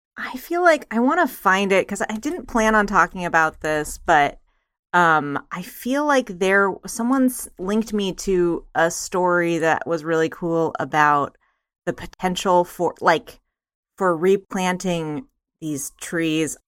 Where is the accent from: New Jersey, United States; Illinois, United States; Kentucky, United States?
Kentucky, United States; Eastern; growing up in Eastern Kentucky